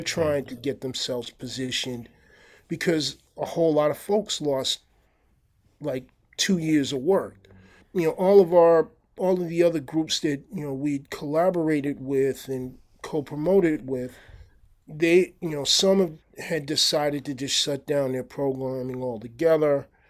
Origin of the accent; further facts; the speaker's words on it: New York, United States; moved away as an adult; now in Santa Barbara, United States; I'm from New York originally